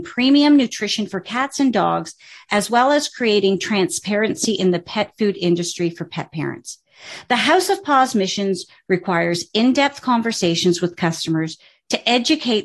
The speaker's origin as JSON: {"language": "English", "country": "Canada", "said": "I'm a Canadian"}